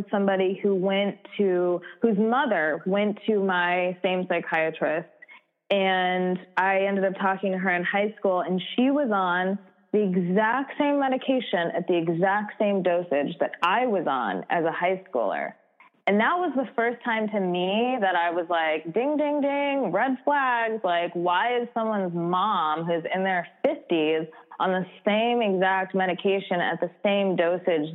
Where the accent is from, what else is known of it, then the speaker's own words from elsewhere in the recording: New York, United States; I grew up in New York